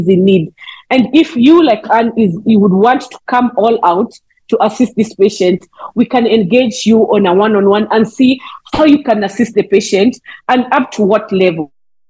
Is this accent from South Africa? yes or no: yes; South Africa; I'm from South Africa.